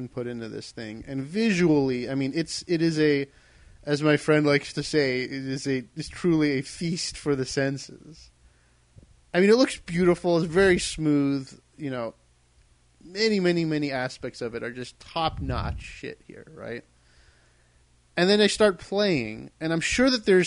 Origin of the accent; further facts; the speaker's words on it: Maryland, United States; I'm from Maryland